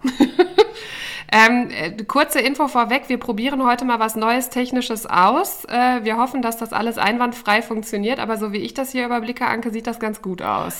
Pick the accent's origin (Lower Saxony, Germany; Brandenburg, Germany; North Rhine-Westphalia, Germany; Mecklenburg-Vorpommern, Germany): North Rhine-Westphalia, Germany; Dinslaken; moved away as an adult; also born or lived in Bonn / Essen / Bremen; now in Dortmund, Germany; Ich bin in Dienstlaken aufgewachsen